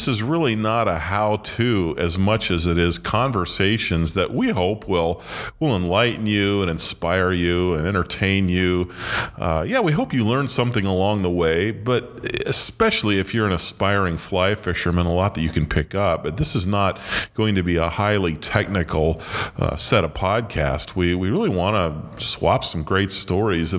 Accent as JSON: {"language": "English", "region": "central Illinois", "country": "United States", "tie": "born or raised there", "also_born_or_lived": "Portland, Oregon / Montana", "moved": "as an adult", "lives_now": "Chicago, United States", "said": "I grew up in central Illinois"}